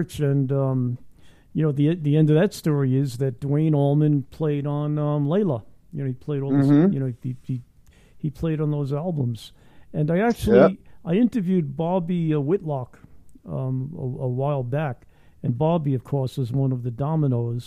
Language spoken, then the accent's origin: English; New York, United States; I'm from New York